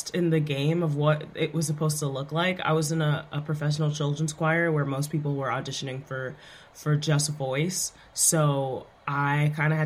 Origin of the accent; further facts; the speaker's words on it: New York City, New York, United States; also born or lived in Brooklyn, New York; born and raised in Queens